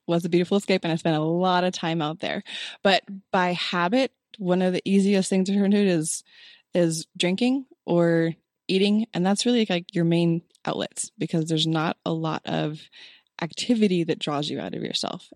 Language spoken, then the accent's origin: English; Oregon, United States; moved away as an adult; also born or lived in Illinois / Texas; now in Utah, United States; born in Illinois, raised in Oregon, so mountain girl